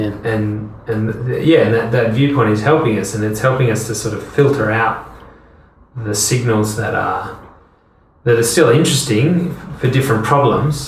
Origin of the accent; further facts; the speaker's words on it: Hobart, Tasmania, Australia; first language English; moved away as an adult; also born or lived in France / United Kingdom; I'm from Hobart, Tasmania